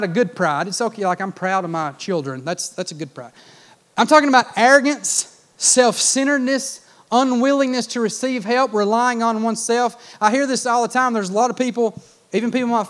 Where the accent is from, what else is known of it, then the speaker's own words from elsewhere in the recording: United States; I grew up in Clay County